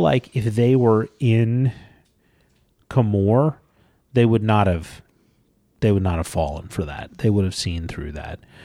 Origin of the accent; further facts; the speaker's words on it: Georgia, United States; when I was a child and I grew up in Georgia